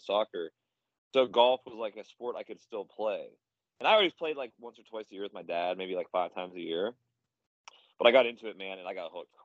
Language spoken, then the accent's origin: English; Pittsburgh, Pennsylvania, United States; moved away as an adult; also born or lived in Virginia; now in Charlotte, United States; I'm originally from Pittsburgh, PA. So I grew up there.